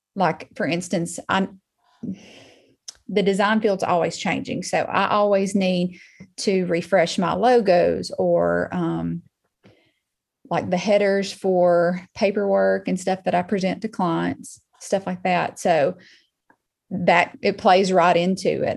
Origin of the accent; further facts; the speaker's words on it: Muscle Shoals, Alabama, United States; I was born and raised in Muscle Shoals, Alabama. I've been here pretty much my whole life.